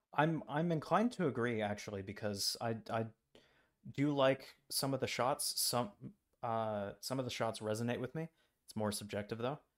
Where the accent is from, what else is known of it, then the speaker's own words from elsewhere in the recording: United States; I'm an American tourist abroad